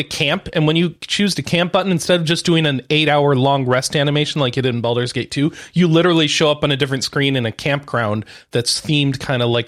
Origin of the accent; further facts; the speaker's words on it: United States; I'm American